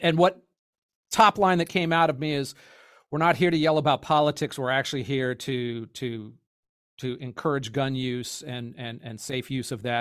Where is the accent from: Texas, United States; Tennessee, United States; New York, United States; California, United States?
California, United States; As a Californian